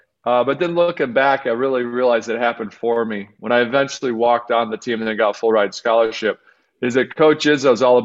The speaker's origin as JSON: {"language": "English", "area": "outside of Detroit", "region": "Michigan", "country": "United States", "tie": "born or raised there", "said": "I grew up outside of Detroit"}